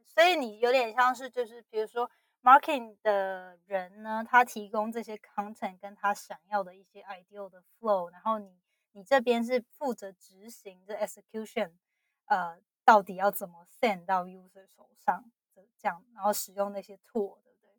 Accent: Taiwan; moved away as an adult; now in United States; 因为我是在台湾长大的嘛，然后，呃，大学毕业后才来美国

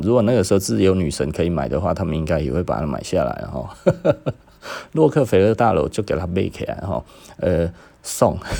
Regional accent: Taiwan; 就是我们台湾人啊吼，台湾人整个在八零年代到九零年代买了那么多的劳力士

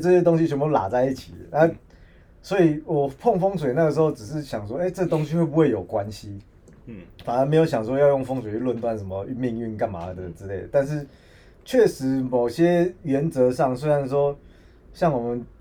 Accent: Taiwan; 我们我们台湾人

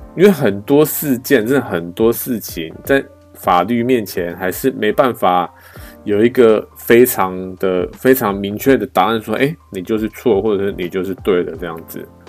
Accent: Taiwan; 我们台湾人

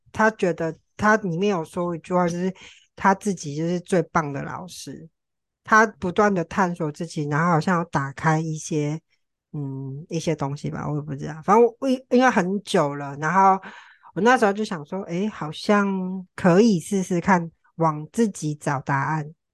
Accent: Tainan, Taiwan; also born or lived in Taipei; 我之前在台北工作，然后我从台北搬回台南

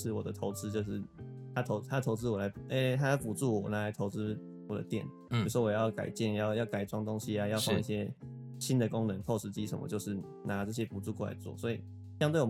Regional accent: Kinmen County, Taiwan; 我们小时候在金门表演，永远都是在金城

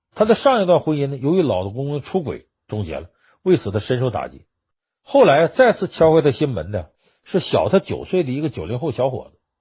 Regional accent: China; 我们中国人

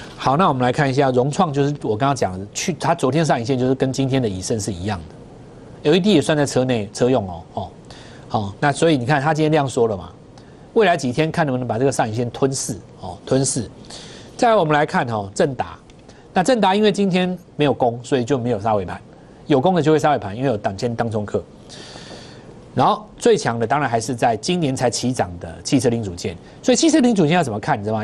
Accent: Taiwan; 还是我们台湾人先知道

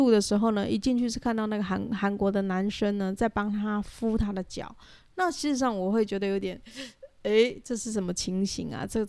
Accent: Taiwan; 就说我是台湾人。

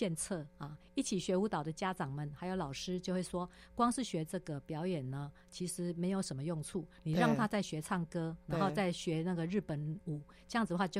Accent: Taipei, Taiwan; 住万华，

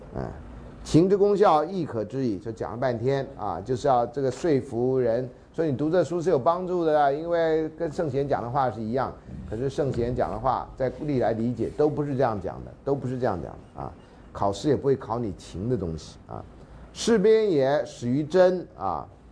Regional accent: Taiwan; 我们台湾话

